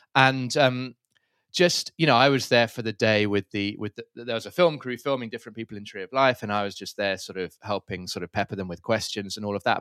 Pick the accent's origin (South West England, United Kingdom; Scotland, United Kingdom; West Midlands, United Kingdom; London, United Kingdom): London, United Kingdom; moved away as an adult; also born or lived in Cape Town, South Africa; now in Manenberg, Cape Town, South Africa; I'm from London originally, uh, but have been living in Cape Town now for almost fifteen years